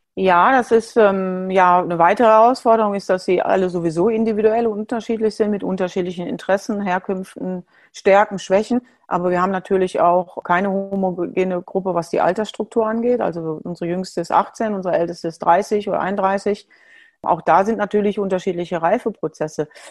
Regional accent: Duisburg, North Rhine-Westphalia, Germany; also born or lived in Switzerland; Ich bin äh, in, Duisburg, in Duisburg geboren, bin in einer großen Familie groß geworden

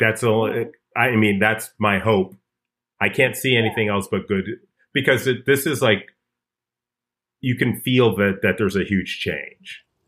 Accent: Chicago, Illinois, United States; I grew up in Hyde Park in Chicago

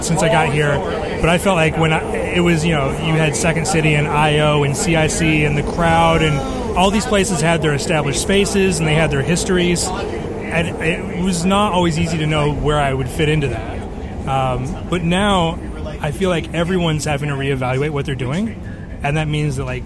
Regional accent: Tennessee, United States; moved away as an adult; now in Chicago, United States; I'm from Tennessee and I moved to Chicago 5 years ago.

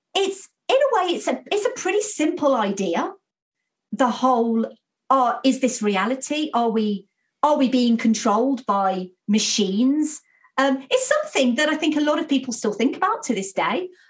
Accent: United Kingdom; I'm British

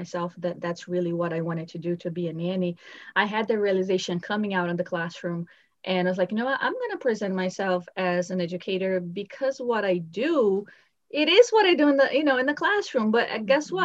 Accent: Brazil; English is a second language; moved away as an adult; now in United States; I'm actually from Brazil. And when I was 9 years old, I really wanted to come here.

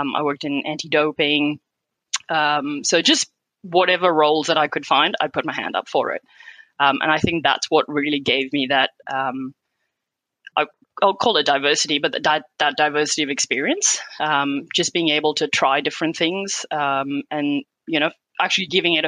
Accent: Qatar; Yeah, so I was born and raised in Qatar. My parents moved there back in the 70s and we're originally from India. So we'd go back to India every year for school holidays.

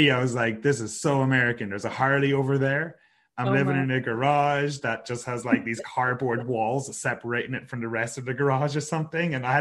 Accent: west of Ireland, Ireland; my hometown in the west of Ireland.

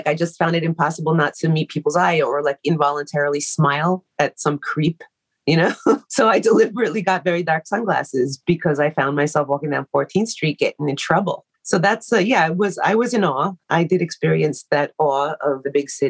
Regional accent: New York City, New York, United States; moved away; I also don't consider myself like a native New Yorker because I grew up in Queens

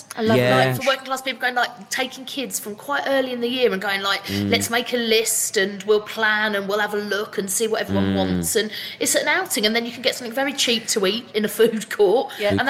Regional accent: London, United Kingdom; So I grew up in, I grew up in Greenwich, which now sounds terribly posh, doesn't it? But it was not.

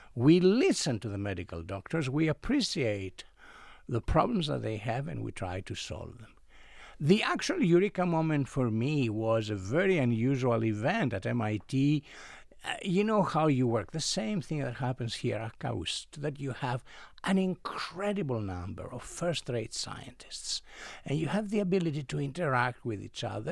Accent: Greece; moved away as an adult; I come originally from Greece. I was educated as a chemical engineer in Greece

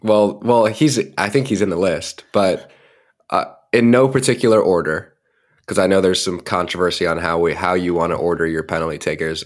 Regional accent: United States; as an American

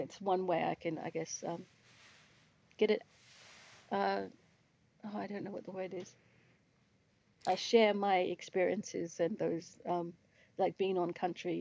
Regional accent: Fitzroy Crossing, Western Australia, Australia; I'm Bunuba from Fitzroy Crossing area, Wamangetti, which is Great Sandy Desert

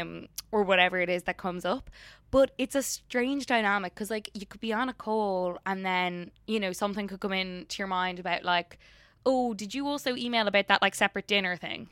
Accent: Ireland; now in United States; being an Irish person, working in the drinks industry over here

